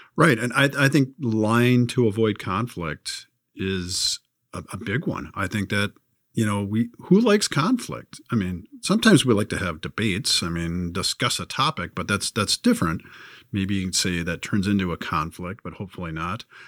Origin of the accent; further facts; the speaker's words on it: California, United States; growing up in California